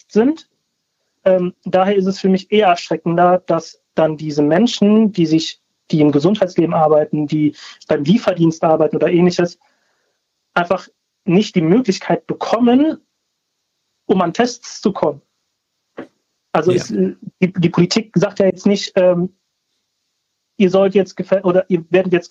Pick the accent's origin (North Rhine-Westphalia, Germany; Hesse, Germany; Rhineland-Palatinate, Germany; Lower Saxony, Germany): North Rhine-Westphalia, Germany; Cologne; born there; Ähm, genau, also meine Eltern kommen aus Spanien, aber ich bin in Köln geboren.